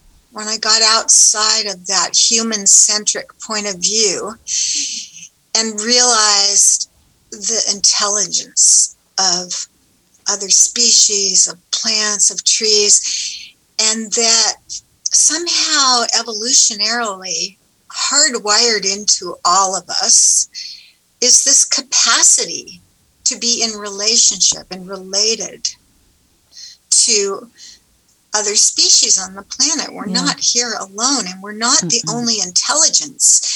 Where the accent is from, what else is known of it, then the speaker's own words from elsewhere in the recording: Southern California, United States; I grew up in Southern California by the ocean